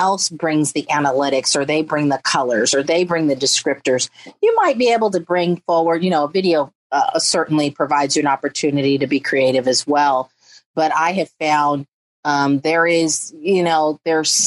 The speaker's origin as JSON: {"language": "English", "area": "San Francisco Bay Area", "region": "California", "country": "United States", "tie": "born or raised there", "said": "I grew up very impoverished in the San Francisco Bay Area"}